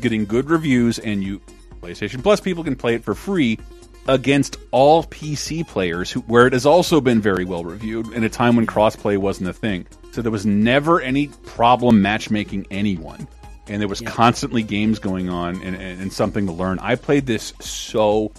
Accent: Tallahassee, Florida, United States; in my hometown, Tallahassee, Florida

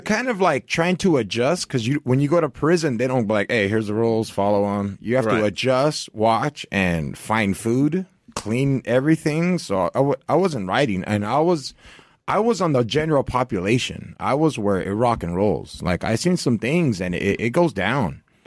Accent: Santa Ana, California, United States; also born or lived in Orange, California / Anaheim, California; I grew up in Orange County

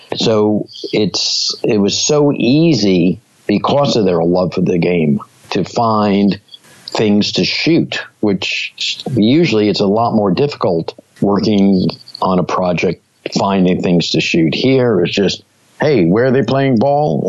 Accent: New York City, New York, United States; I grew up in Brooklyn

